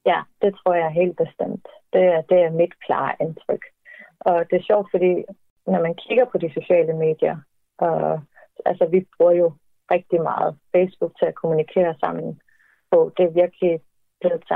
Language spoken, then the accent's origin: Danish; Greenland; der er rigtig mange grønlændere, som det går rundt med en følelse af, at vores eget land er ikke til for os.